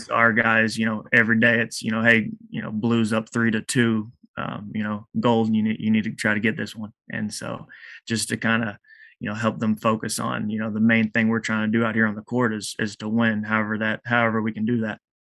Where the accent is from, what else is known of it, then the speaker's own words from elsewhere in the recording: Eastland, Texas, United States; I'm from Eastland, Texas